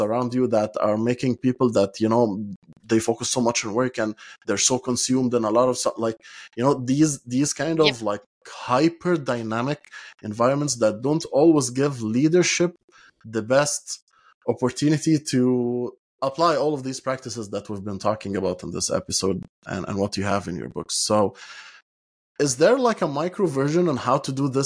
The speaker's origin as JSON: {"language": "English", "country": "Egypt", "moved": "as an adult", "lives_now": "Europe", "said": "I come from Egypt, and I've worked a lot in Egypt before moving to Europe"}